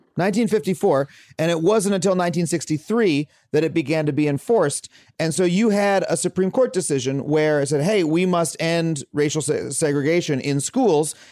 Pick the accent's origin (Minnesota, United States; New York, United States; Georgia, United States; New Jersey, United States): New York, United States; Wading River; I grew up in a town called Wading River